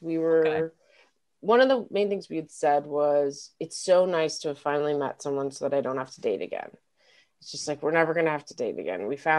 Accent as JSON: {"language": "English", "town": "Denver", "region": "Colorado", "country": "United States", "moved": "yes", "said": "I'm from Denver."}